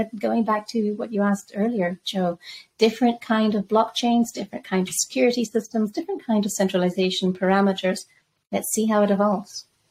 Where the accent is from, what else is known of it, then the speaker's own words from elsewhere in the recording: Zambia; moved away; also born or lived in Spain / London; I grew up in Zambia